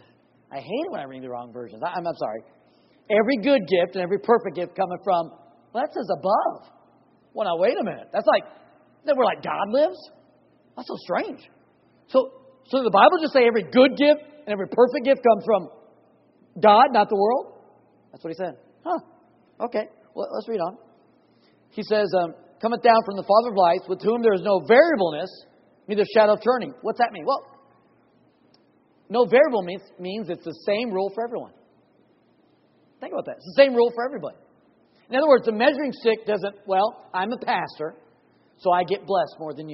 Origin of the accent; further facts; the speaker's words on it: Oklahoma, United States; I'm from Oklahoma. We have a large church